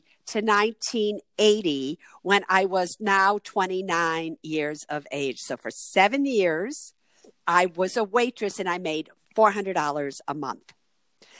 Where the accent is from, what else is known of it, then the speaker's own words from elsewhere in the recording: Chicago, Illinois, United States; moved away as an adult; also born or lived in Berkeley, California; I was from Chicago at the time